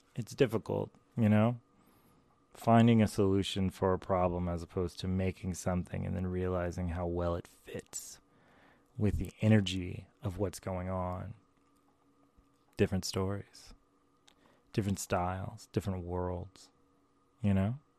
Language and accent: English; the American South, United States; I also grew up in, like, the American South